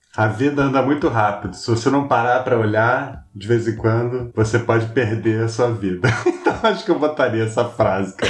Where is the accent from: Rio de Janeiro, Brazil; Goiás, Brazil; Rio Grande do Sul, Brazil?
Rio de Janeiro, Brazil; moved away as an adult; now in São Paulo, Brazil; eu sou carioca